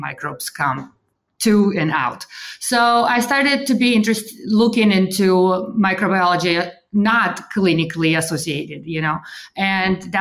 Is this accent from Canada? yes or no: no; Russia; moved away; also born or lived in Kansas; I'm originally from Russia. And so I was raised there during perestroika